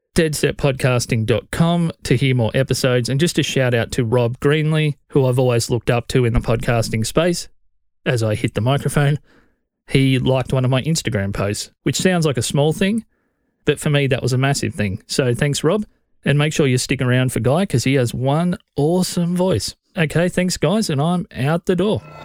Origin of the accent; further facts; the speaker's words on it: Australia; as an Australian podcast fan